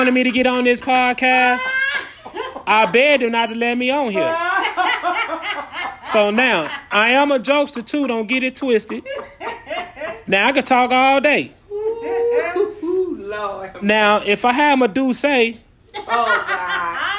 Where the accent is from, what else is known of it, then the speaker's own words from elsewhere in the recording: Chicago, Illinois, United States; now in Minneapolis, United States; I'm also from Chicago, Illinois